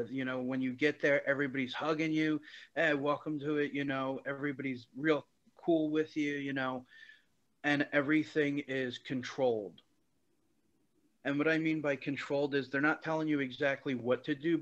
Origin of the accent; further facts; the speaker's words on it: Philadelphia, Pennsylvania, United States; I first grew up in a predominantly Cambodian area of Philadelphia